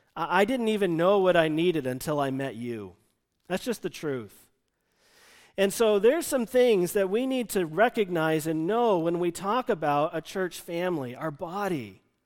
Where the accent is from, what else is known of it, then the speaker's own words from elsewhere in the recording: United States; moved away; the church he and I grew up in outside Washington, D C